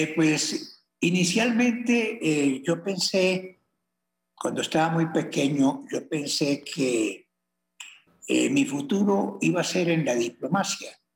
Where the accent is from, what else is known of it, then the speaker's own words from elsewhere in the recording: Colombia; así somos los colombianos, por Dios. Los colombianos somos personas eh, echadas para adelante